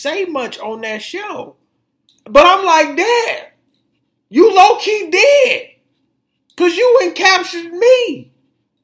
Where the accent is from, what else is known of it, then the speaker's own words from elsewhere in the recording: Detroit, Michigan, United States; people from my town, my hometown